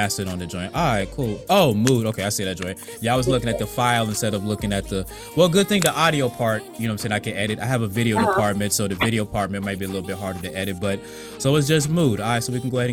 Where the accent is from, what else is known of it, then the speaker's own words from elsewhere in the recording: Virginia, United States; also born or lived in Atlanta, Georgia; now in Columbus, United States; I was born down there in Atlanta, but I was raised in Virginia, so I got a little bit of East Coast in me.